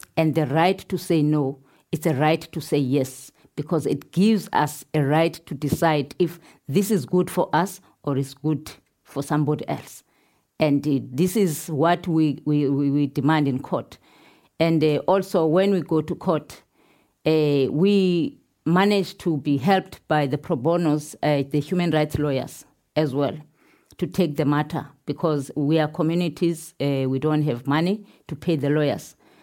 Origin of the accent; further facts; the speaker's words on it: Pondoland, Eastern Cape, South Africa; I'm coming from Pondoland. Pondoland, eh, in South Africa is in south of Durban.